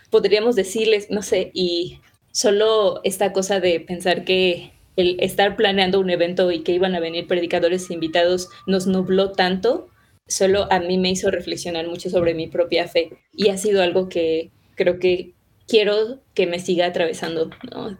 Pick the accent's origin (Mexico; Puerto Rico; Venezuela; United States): Mexico; Mexico City; yo vivo en Ciudad de México, nací en Ciudad de México, crecí en Ciudad de México